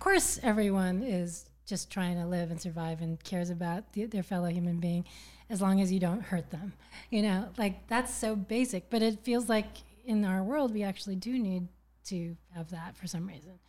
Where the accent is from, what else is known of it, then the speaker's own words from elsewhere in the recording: Berkeley, California, United States; also born or lived in New York / San Francisco; Originally born in Berkeley, California